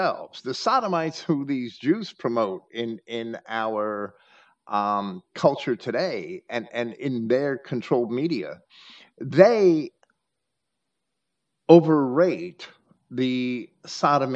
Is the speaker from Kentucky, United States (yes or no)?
no; New York, United States; moved away; also born or lived in Virginia; I grew up right outside of New York City